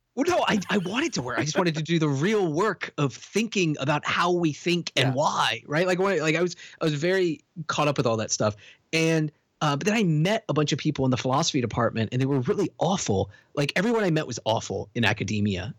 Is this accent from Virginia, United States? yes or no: yes; Richmond, Virginia, United States; moved away as an adult; also born or lived in New York City; I grew up in Richmond, Virginia